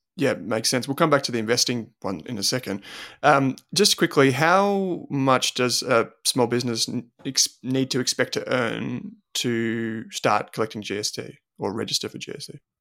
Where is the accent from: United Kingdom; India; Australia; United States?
Australia; growing up in Australia